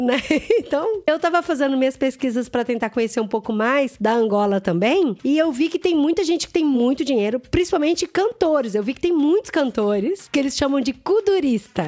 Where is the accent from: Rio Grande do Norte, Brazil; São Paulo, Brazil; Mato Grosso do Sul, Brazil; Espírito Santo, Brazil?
Mato Grosso do Sul, Brazil; Campo Grande; Eu sou de Campo Grande, Mato Grosso do Sul